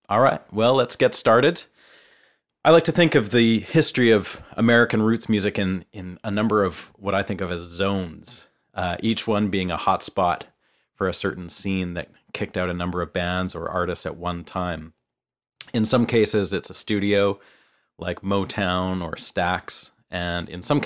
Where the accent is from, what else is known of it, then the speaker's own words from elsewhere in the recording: Canada; moved away as an adult; now in Nashville, United States; I'm a Canadian guitarist, songwriter, producer, and engineer, and I've been living and working here in Nashville for the last 4 years